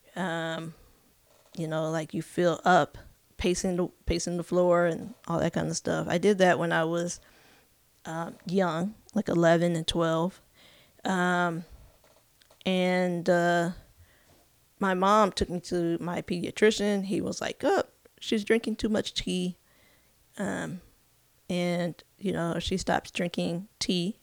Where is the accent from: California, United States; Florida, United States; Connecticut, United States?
California, United States; also born or lived in Elgin, Illinois / Arkansas; now in Kansas City, United States; I grew up in California, uh, spent most of my life in California